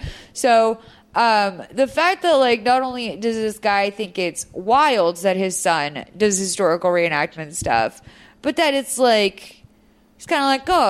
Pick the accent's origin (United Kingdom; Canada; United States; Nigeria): United States; Lexington, Massachusetts; moved away; I'm from Lexington, Massachusetts, home of the famous Midnight Ride of Paul Revere.